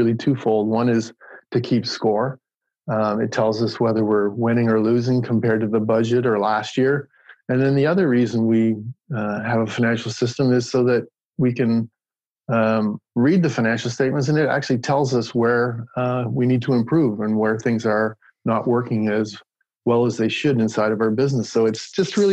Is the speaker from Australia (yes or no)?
no; New Brunswick, Canada; moved away; I'm Canadian. And I grew up in New Brunswick.